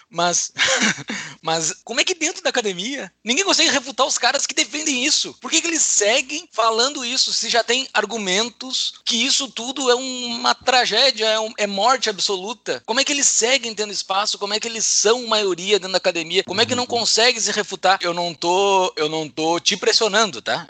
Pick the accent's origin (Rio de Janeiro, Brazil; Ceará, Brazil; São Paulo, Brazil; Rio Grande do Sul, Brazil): Rio Grande do Sul, Brazil; near Rio Grande, coast of; perto da onde eu nasci, banhado pela Lagoa dos Patos